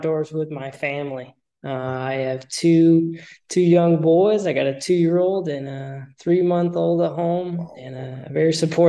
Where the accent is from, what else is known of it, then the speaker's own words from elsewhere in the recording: Naperville, Illinois, United States; now in Rockford, United States; I'm from Naperville. I grew up there, went to high school there, or born there, grew up there